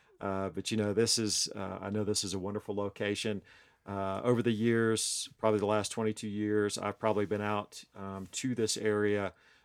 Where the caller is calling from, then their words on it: Hendersonville, North Carolina, United States; So we are coming from Hendersonville, North Carolina, which if you're familiar with North Carolina, it's right below Asheville in the mountains, Smoky Mountains of North Carolina.